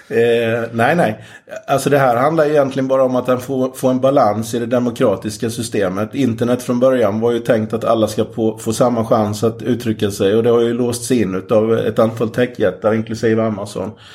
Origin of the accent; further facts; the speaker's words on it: Jönköping, Jönköping County, Sweden; Jag är från Jönköping i Småland